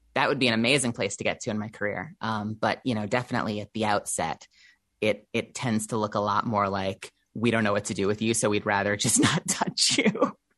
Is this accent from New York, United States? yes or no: yes; Eastern Long Island, New York, United States; also born or lived in Brooklyn, New York; I lived most of my life in Brooklyn, but I was raised out on Eastern Long Island